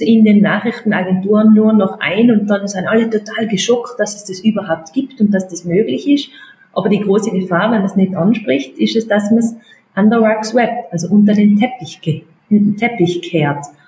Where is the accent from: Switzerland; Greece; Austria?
Austria; bei uns in Österreich